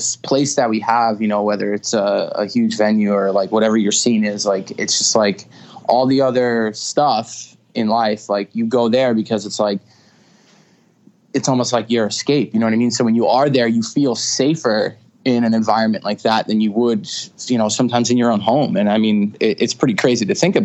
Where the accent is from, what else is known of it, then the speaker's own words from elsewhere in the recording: Stony Brook, New York, United States; I was born in, Stony Brook. It's in Suffolk County on Long Island. And, you know, I'm born and raised in Long Island